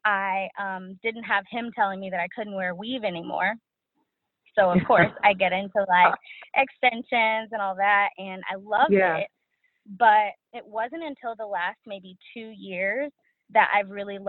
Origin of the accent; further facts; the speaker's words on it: Dallas, Texas, United States; I'm from Dallas.